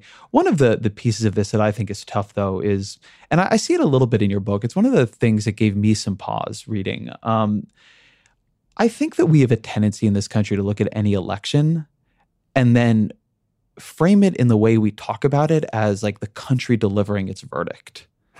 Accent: California, United States; Just like I come from Orange County. Orange County is a super diverse place.

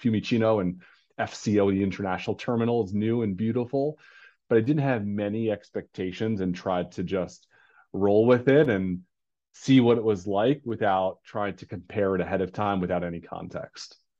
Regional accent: New York, United States; native New Yorker

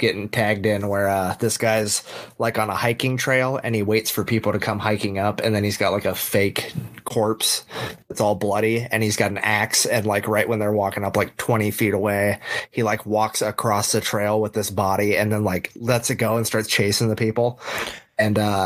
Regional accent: California, United States; I'm from California

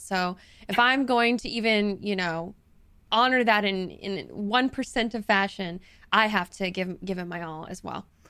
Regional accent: the South, United States; moved away; I'm from the South, so people do a lot of this kind of stuff over there

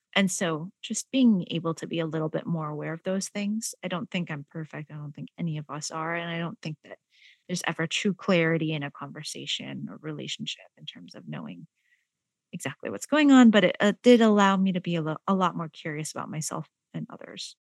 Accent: San Jose, California, United States; also born or lived in Malaysia; I am an immigrant from Malaysia. I grew up in San Jose, California

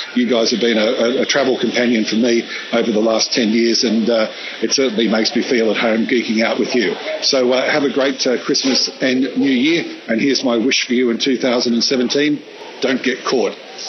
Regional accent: Australia; moved away; also born or lived in San Francisco, United States; I now live in my homeland of Australia

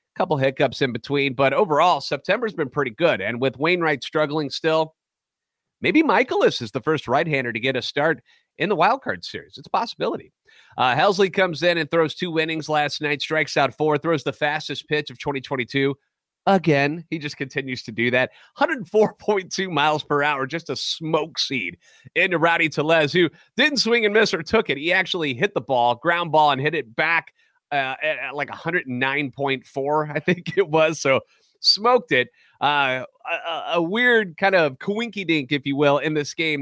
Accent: St. Louis, Missouri, United States; born and raised in the Loop, lifetime Cardinals fan

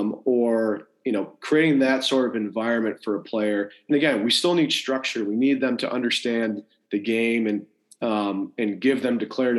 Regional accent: Rochester, New York, United States; I'm lucky I had very good coaches growing up in Rochester, New York.

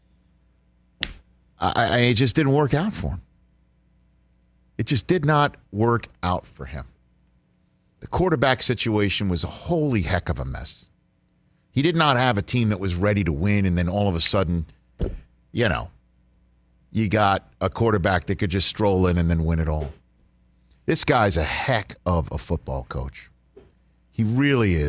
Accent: New York, United States; I'm a New Yorker

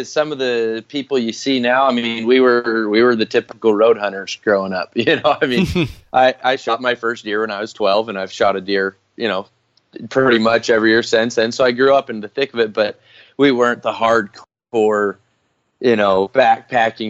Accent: Utah, United States; I grew up here in Utah

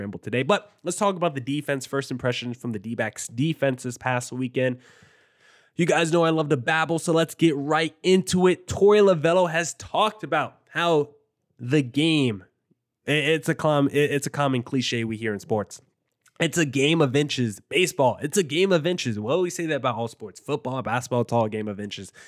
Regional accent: New Jersey, United States; I grew up in New Jersey

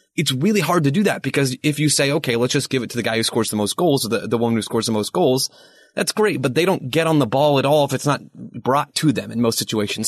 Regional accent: United States; as an American

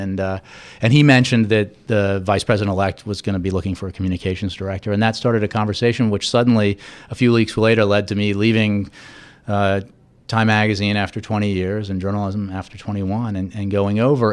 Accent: United States; somebody who actually grew up here, and the Post was my hometown paper

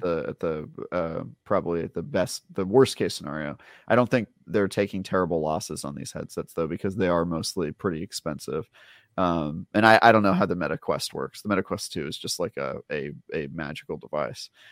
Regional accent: Oakland, California, United States; I grew up in Oakland

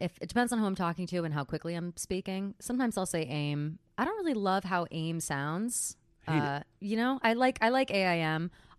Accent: New Jersey, United States; But I was so quick to ditch New Jersey. Until people are talking shit about New Jersey, then all of a sudden I'm like, Jersey strong.

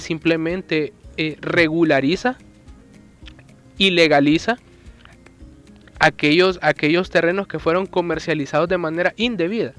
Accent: El Salvador; como salvadoreños estamos en obligación de pagar impuestos

